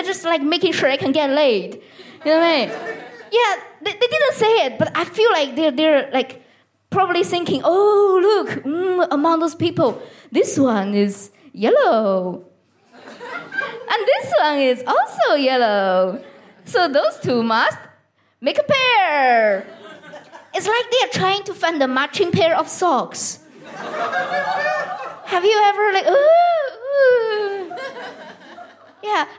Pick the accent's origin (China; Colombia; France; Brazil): China; English is a second language; now in United Kingdom; I'm an immigrant as well. I'm from China